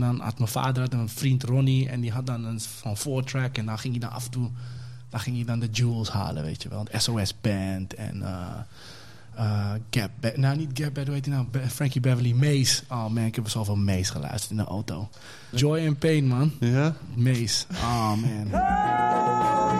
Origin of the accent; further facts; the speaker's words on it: Amsterdam, North Holland, Netherlands; Ik ben eh, Amsterdam-Oost geboren, eh, opgegroeid in West